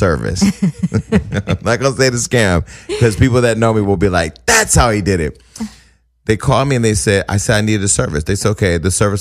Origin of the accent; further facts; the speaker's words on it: the Bay Area, California, United States; I'm from the Bay Area.